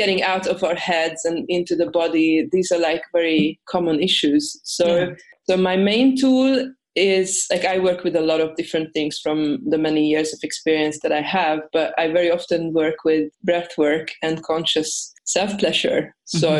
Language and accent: English; Hungary; now in Sweden; I'm originally from Hungary, but I live at the moment in Sweden